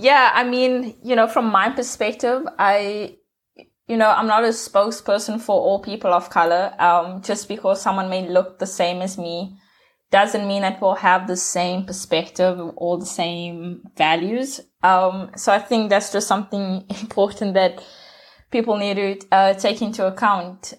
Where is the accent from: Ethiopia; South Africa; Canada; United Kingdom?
South Africa; I'm from South Africa.